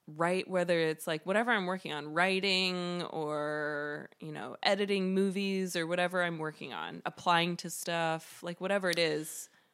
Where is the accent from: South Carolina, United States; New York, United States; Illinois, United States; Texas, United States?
South Carolina, United States; Greenville; moved away; I grew up in Greenville, South Carolina.